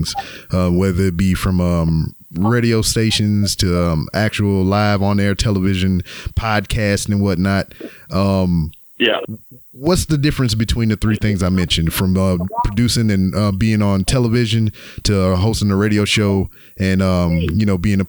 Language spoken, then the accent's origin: English; Louisiana, United States; now in Houston, United States; I'm from Louisiana.